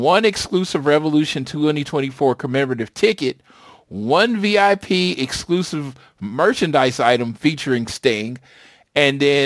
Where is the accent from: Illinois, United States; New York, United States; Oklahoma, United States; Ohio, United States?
Oklahoma, United States; my home state. Second show in my home state.